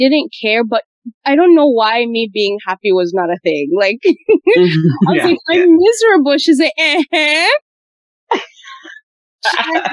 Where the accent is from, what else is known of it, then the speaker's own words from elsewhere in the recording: Uganda; I grew up in Uganda.